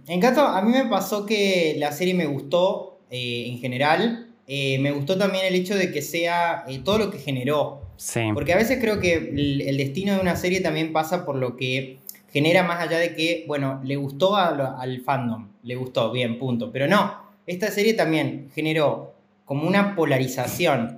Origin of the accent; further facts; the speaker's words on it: Córdoba, Argentina; yo soy del interior, de Córdoba